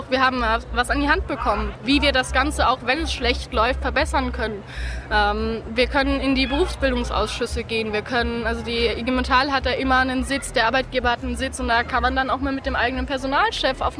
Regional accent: Darmstadt, Hesse, Germany; ich komme aus Darmstadt

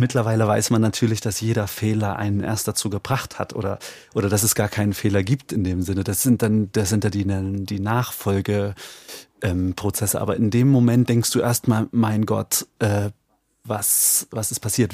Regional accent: Eichsfeld, Thuringia, Germany; ich komme aus dem Eichsfeld. Wir reden hier vom, von der Nordspitze Thüringens, tief konservatives, hm. sehr dörfliches, katholisches Eichsfeld

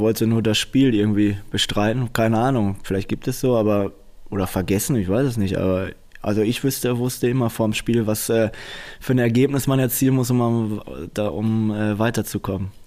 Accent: Dortmund, North Rhine-Westphalia, Germany; Ich weiß selbst, wo ich herkomme. Dortmunder ist eine Arbeiterstadt

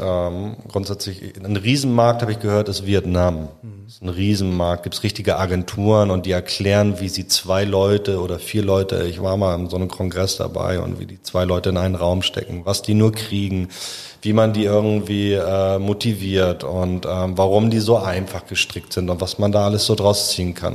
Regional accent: Hamburg, Germany; Ich komme aus Müllmannsberg, ähm, ist ein sozialer Brennpunkt, war vielleicht ein sozialer Brennpunkt

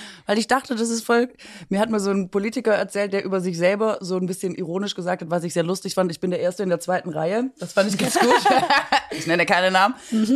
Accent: Swabia, Baden-Württemberg, Germany; mich als Schwäbin

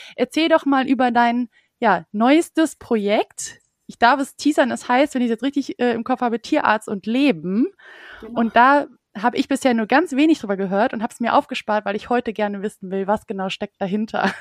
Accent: Düsseldorf, North Rhine-Westphalia, Germany; moved away as an adult; now in Cologne, Germany; Ich bin ja Düsseldorferin

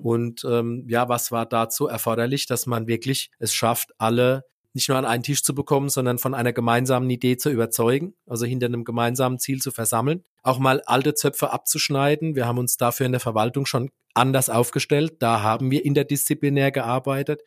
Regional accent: Neustadt an der Weinstraße, Rhineland-Palatinate, Germany; meine Heimatstadt, in der ich auch geboren und aufgewachsen bin

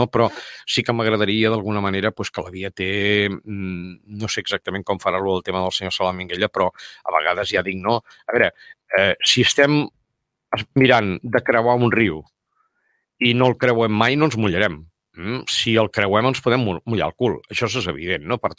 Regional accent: Tarragona, Catalonia, Spain; com jo sóc tarragoní, evidentment, no? Dormo a Tarragona i visco a Catalunya, no?

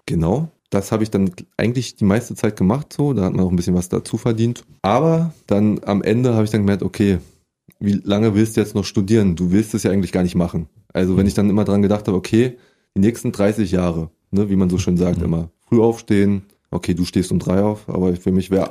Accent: Berlin, Germany; ich komme aus Prenzlauer Berg eigentlich. Da bin ich äh, nicht geboren. Da gab es ja kein Krankenhaus im Buch. Und da bin ich auch mein ganzes Leben lang aufgewachsen

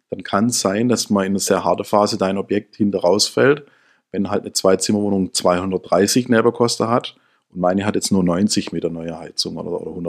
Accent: Swabia, Germany; Ich bin ja Schwabe.

